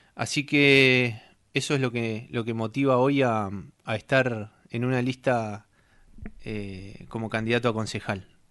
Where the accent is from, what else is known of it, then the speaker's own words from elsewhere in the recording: Puerto Deseado, Santa Cruz, Argentina; Hace 41 años nací en Puerto Deseado